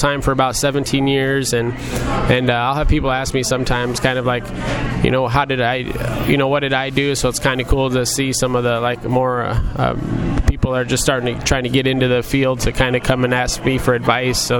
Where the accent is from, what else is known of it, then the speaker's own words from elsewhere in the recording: Muscatine, Iowa, United States; also born or lived in Las Vegas; I was born and raised in Muscatine